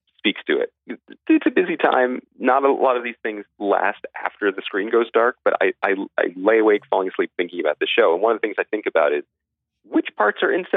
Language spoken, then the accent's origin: English; United States; being an American audience